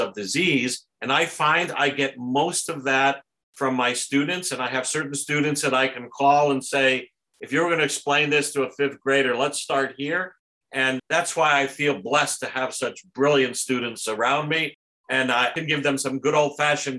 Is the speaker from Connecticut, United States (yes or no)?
yes; New Haven County, Connecticut, United States; moved away as an adult; also born or lived in Germany / Portugal; now in Toronto, Canada; I grew up in New Haven County, and Southbury, you know, is also in the county